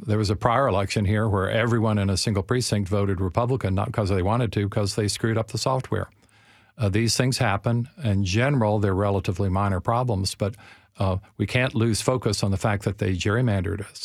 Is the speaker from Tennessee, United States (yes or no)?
yes; Shelbyville, Tennessee, United States; I was born and raised in Shelbyville